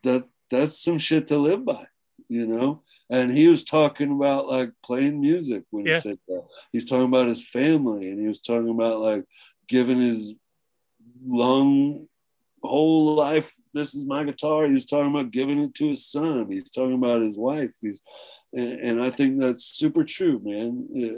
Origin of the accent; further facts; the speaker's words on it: Flint, Michigan, United States; I was from Flint, so you gotta have … in there.